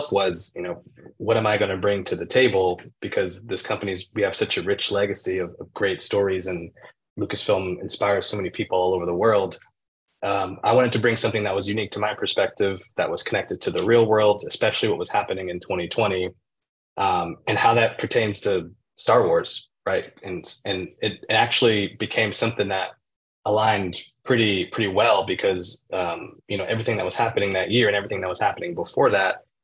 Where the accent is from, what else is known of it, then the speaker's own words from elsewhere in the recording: Oakland, California, United States; growing up in Oakland, where I am now